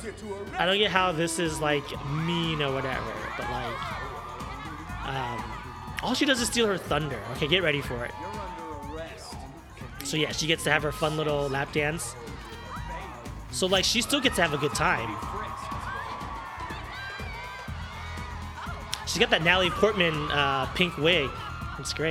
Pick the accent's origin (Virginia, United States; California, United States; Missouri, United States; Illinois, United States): California, United States; Southern; I grew up in Southern California